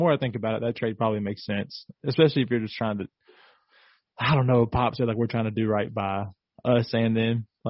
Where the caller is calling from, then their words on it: Phoenix, Arizona, United States; Well, I'm calling you from Phoenix.